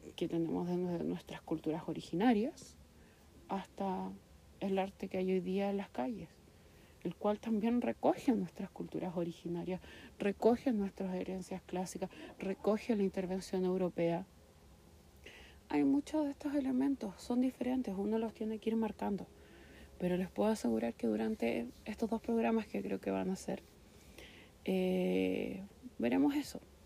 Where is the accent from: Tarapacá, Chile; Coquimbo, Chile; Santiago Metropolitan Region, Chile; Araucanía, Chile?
Santiago Metropolitan Region, Chile; San Miguel; estudié y nací en San Miguel yo